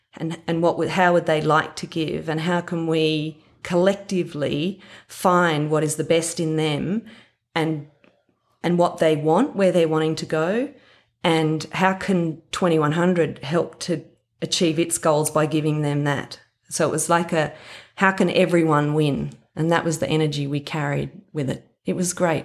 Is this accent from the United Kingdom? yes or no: no; Warren, New South Wales, Australia; I grew up in Warren, or out of Warren, about twenty miles towards Gilgandra